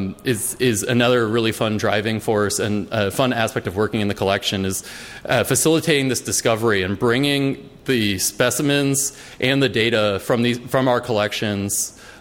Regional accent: East Coast, United States; I grew up on the East Coast.

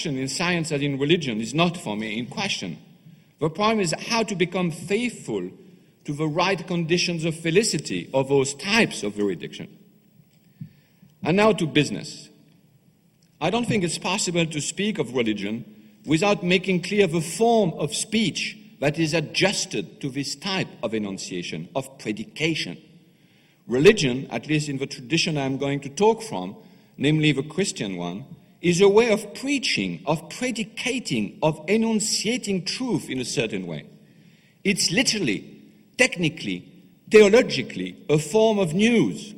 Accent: France; accent: French; English is a second language; my accent, French accent

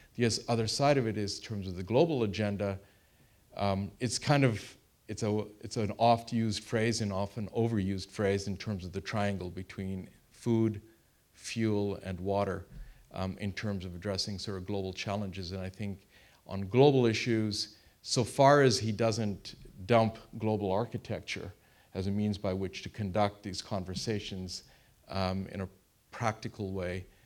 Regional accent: Canada; I am Canadian

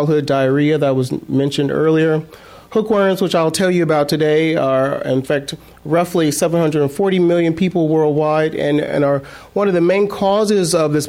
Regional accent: South Mississippi, United States; now in San Francisco, United States; growing up in South Mississippi

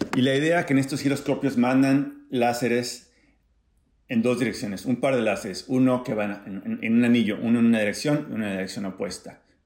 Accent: Acapulco, Guerrero, Mexico; now in San Diego, United States; crecí en Acapulco de Juárez

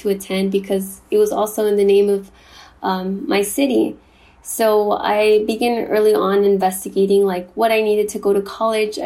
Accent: Compton, California, United States; also born or lived in Durango, Mexico; I moved to the U.S. at the age of 3 and grew up in Compton, which is located in Los Angeles County

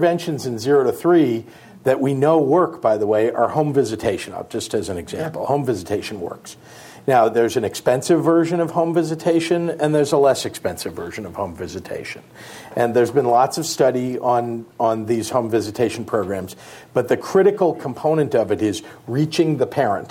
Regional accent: Illinois, United States; also born or lived in California; Here in California, I'm from Illinois

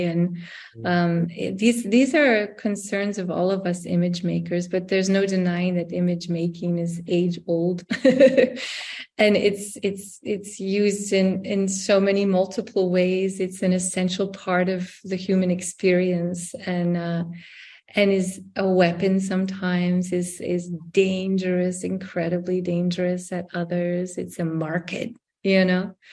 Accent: United States; now in Europe; I'm American born

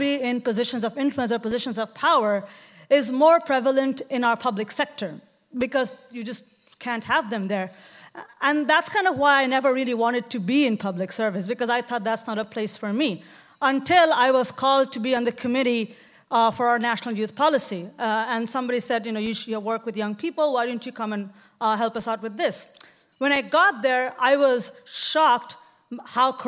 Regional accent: Bangladesh; moved away as an adult; now in Oakland, United States; I come from Bangladesh

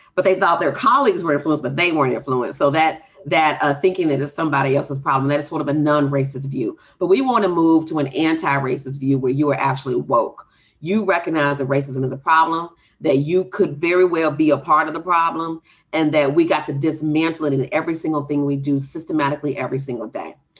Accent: Texas, United States; the rural town I grew up in in Texas

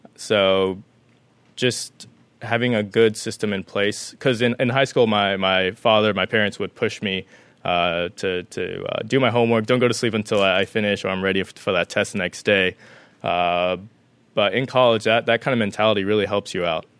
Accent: Las Vegas, Nevada, United States; moved away as an adult; now in San Diego, United States; I was born and raised in Las Vegas, Nevada

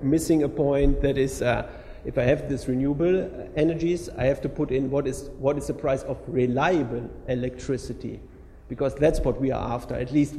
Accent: Germany; I'm from Germany

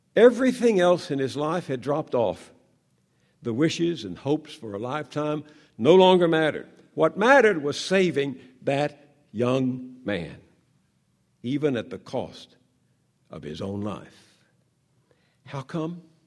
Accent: the South, United States; I grew up in the South where white supremacists ruled

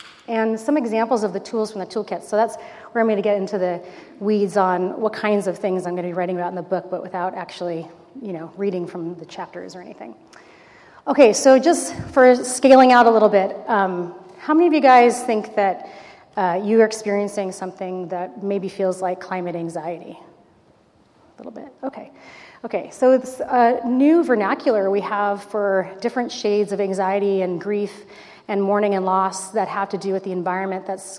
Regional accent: Los Angeles, California, United States; I grew up in Los Angeles, so this is not too far from where I used to do my maybe not so great 16-year-old drives up here for Santa Barbara culture.

